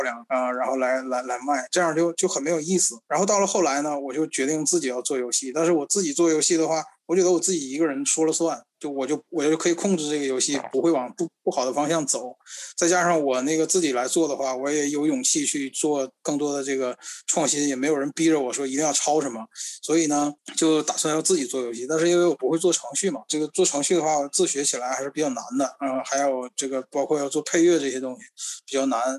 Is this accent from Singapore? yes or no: no; Northeast China, China; 我小的时候，我们东北这边儿非常流行的一种叫做布告棋、布告牌